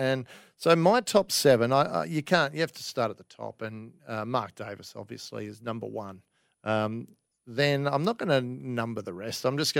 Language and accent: English; Australia; I mean, I'm a proud Australian.